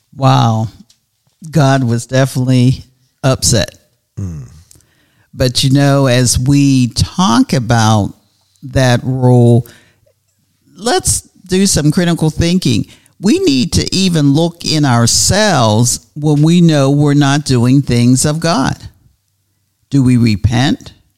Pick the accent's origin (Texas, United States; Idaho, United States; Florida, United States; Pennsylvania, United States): Pennsylvania, United States; Pittsburgh; now in Tallahassee, United States; I'm originally from Pittsburgh, Pennsylvania